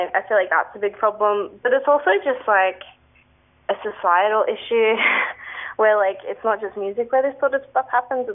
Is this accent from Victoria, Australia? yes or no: no; Sydney, New South Wales, Australia; now in Melbourne, Australia; I'm not originally from Melbourne, I'm from Sydney